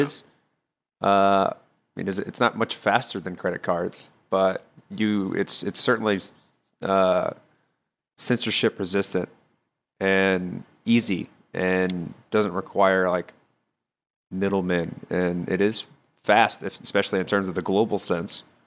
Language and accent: English; United States; as Americans